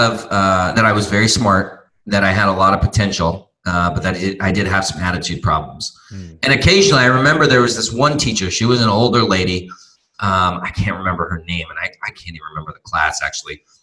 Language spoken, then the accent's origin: English; Torrance, California, United States; moved away as an adult; also born or lived in Santa Barbara, California; now in Tijuana, Mexico; where I grew up in Torrance